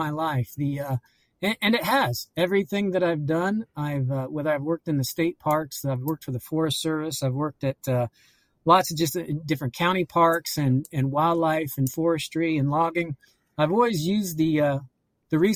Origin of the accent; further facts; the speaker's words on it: Auburn, Indiana, United States; I grew up near Auburn, Indiana